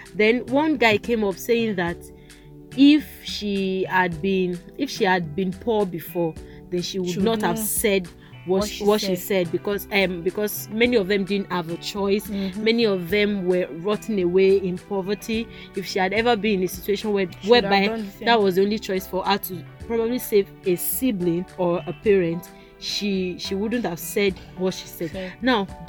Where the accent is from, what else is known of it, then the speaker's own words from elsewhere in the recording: Kwara, Nigeria; let me actually, you know, I'm from Quara, so let me just you.